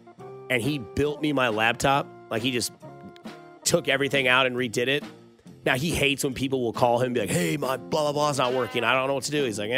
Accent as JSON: {"language": "English", "town": "Blue Springs", "region": "Missouri", "country": "United States", "tie": "born or raised there", "said": "I grew up in Blue Springs. No longer there. It closed down."}